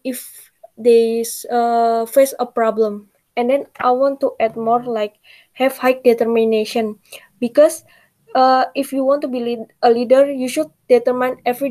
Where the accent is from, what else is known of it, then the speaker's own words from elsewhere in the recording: Indonesia; I'm from Indonesia. I'm studying in Brawijaya University.